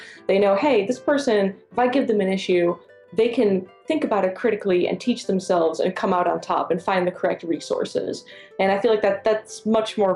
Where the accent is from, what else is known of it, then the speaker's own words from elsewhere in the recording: New York, United States; I'm from the Northeast, New York, and that is how you introduce people there